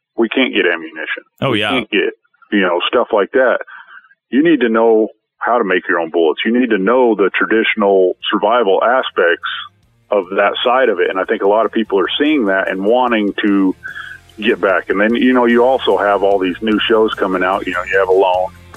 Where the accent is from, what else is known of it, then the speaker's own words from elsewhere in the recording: Colorado, United States; Colorado, I grew up in Colorado